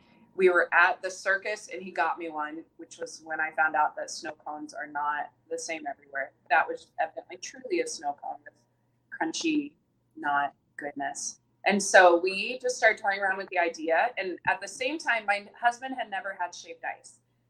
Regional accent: the South, United States; moved away as an adult; I was born in the South, and we call them snow cones there

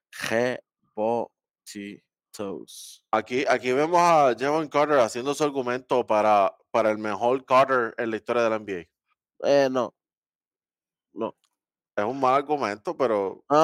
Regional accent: Dominican Republic; yo soy dominicano también, por si acaso.

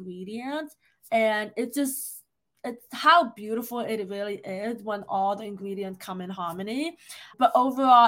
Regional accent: New York, United States; I was born and raised in New York

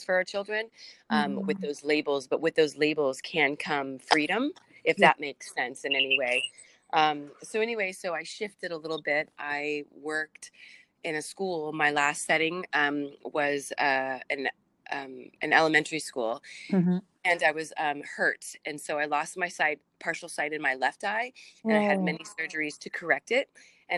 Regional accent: San Diego, California, United States; I'm from San Diego

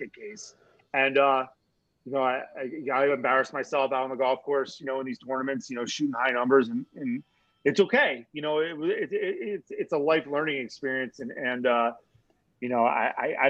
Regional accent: Mercer County, New Jersey, United States; I'm literally from Central Jersey, like Mercer County, Princeton, Trenton area

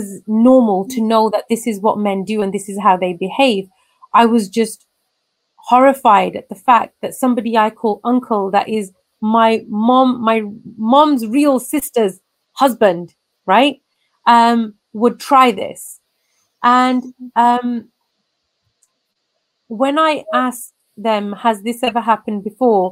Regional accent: England, United Kingdom; I'm born and raised in England

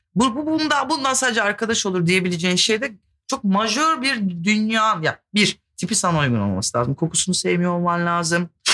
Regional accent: İzmir, Turkey; Ben İzmirliyim

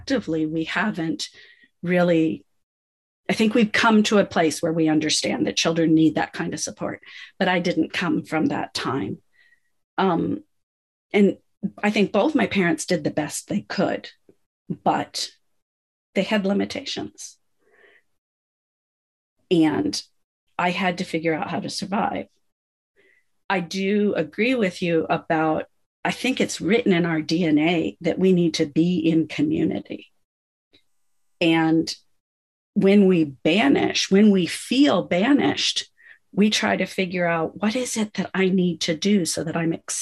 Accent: United States; I come from the States.

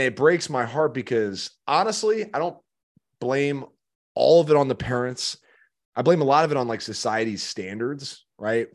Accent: Chicago, Illinois, United States; moved away; I'm from Chicago

